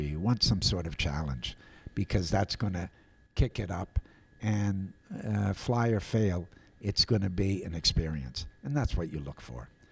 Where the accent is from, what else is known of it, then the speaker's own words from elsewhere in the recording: Appleton, Wisconsin, United States; I was a dopey kid from Appleton